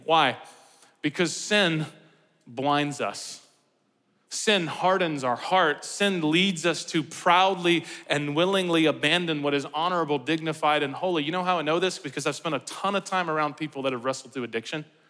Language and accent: English; United States; we do as Americans